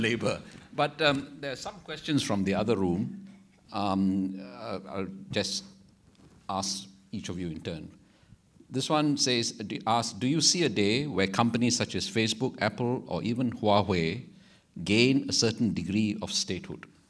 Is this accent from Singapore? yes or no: yes; Singapore; the sense of being a Singaporean society